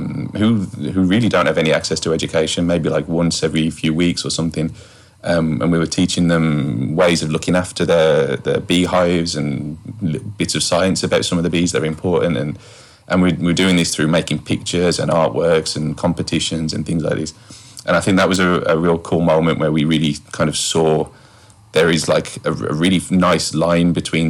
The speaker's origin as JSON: {"language": "English", "town": "West Bromwich", "region": "West Midlands", "country": "United Kingdom", "tie": "born or raised there", "said": "I'm originally from West Bromwich in the Midlands in the UK, hence the accent"}